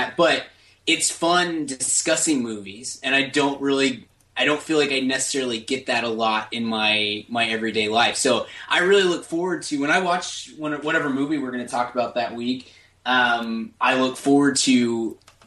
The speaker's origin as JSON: {"language": "English", "town": "Dallas", "region": "Texas", "country": "United States", "tie": "born or raised there", "said": "I'm from Dallas, Fort Worth."}